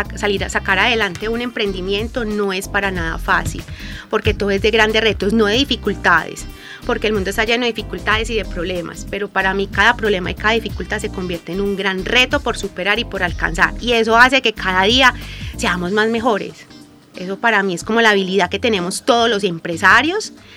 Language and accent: Spanish; Guarne, Antioquia, Colombia; also born or lived in Medellín; nosotros somos del municipio de Guarne